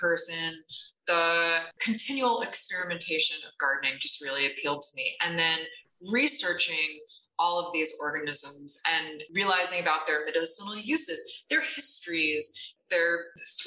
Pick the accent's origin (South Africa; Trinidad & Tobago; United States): United States; Connecticut; I grew up in Connecticut in a rural area on a hobby farm